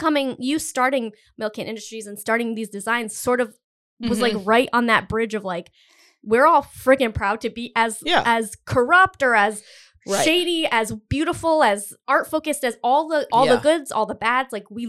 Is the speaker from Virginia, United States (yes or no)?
no; Rhode Island, United States; I've lived in Rhode Island my entire life. 90% of my like wardrobe also says that I'm from Rhode Island. No one needs to know that I'm from Rhode Island.